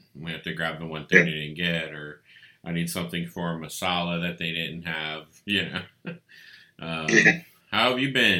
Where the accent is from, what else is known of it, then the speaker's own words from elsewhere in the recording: Estherwood, Louisiana, United States; moved away as an adult; now in Houston, United States; I've gotten away from my hometown of Estherwood, and and that I'm a big city boy now. Even though I live north of the city, I'm still in the city limits